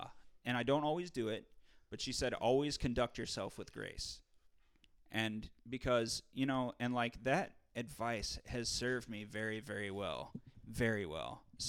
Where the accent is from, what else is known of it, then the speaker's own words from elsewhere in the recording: St. Louis, Missouri, United States; I was like, man, I'm from St. Louis, motherfucker.